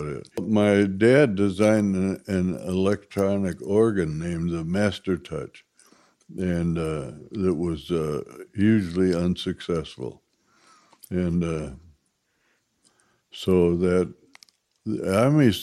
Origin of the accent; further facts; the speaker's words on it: Minneapolis, Minnesota, United States; I'm from Minneapolis, Minnesota, and was born in 1934